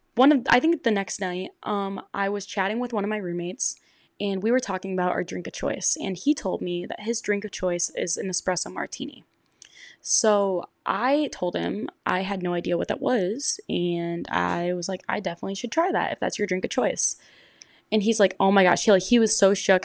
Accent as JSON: {"language": "English", "region": "Michigan", "country": "United States", "said": "I'm from Michigan"}